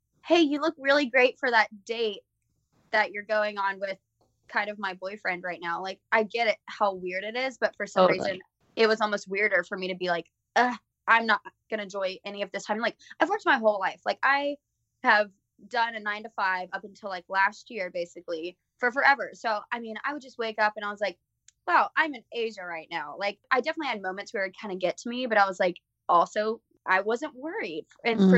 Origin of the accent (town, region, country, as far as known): Alabama, United States